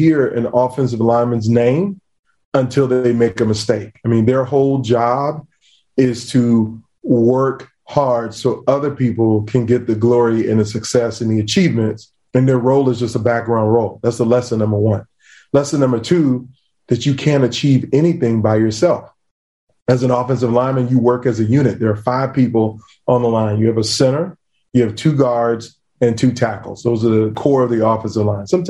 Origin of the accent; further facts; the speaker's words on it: Virginia Beach, United States; I grew up in Beach, Virginia.